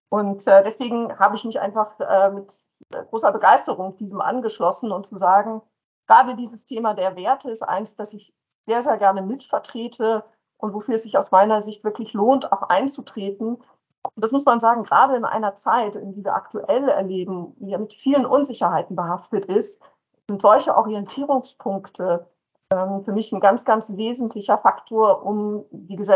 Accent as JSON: {"language": "German", "town": "Brussels", "region": "Brussels-Capital Region", "country": "Belgium", "tie": "born or raised there", "said": "Ja, ich bin geboren und aufgewachsen in Brüssel in Belgien. Mein Vater hat bei der EU gearbeitet"}